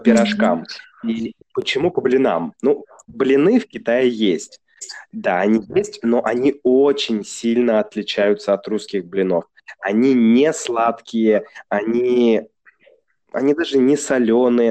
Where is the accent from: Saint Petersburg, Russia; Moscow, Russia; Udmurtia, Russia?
Saint Petersburg, Russia; now in China; Я же из Санкт-Петербурга